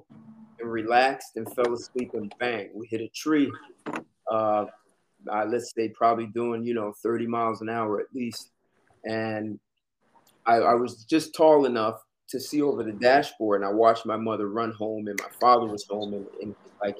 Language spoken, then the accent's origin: English; New Jersey, United States; I was born in New Jersey.